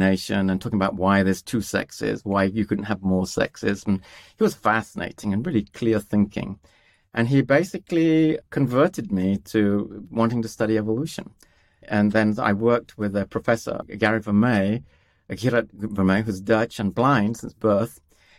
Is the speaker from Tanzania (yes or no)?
yes; Tanzania; I was born in Tanzania and grew up in East Africa, and was surrounded by all this amazing wildlife, elephants and giraffes and wildebeest.